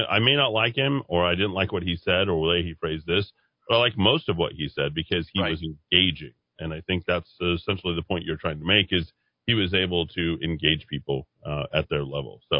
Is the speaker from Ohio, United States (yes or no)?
no; Albuquerque, New Mexico, United States; also born or lived in Air Force bases; Uh, Eddie, growing up in Air Force, home was where my parents grew up, where my grandparents and great grandparents moved in the 1920s and the 30s to make their home become small business owners. Albuquerque is the closest thing that I have to hometown.